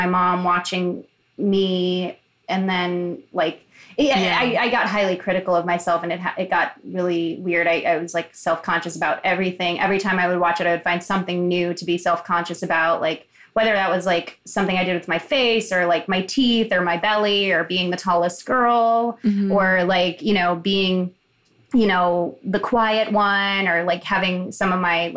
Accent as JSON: {"language": "English", "town": "Chicago", "region": "Illinois", "country": "United States", "tie": "born or raised there", "said": "I grew up in Chicago in like the predominantly like gay and queer neighborhood."}